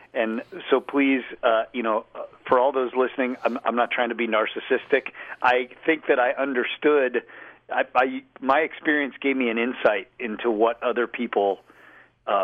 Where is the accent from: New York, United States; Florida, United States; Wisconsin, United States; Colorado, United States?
Colorado, United States; Boulder; I grew up in Boulder, small town